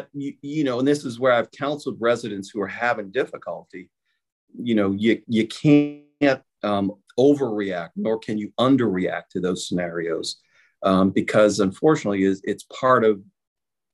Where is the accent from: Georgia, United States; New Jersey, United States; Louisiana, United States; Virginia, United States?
Louisiana, United States; New Orleans; moved away; I grew up in New Orleans.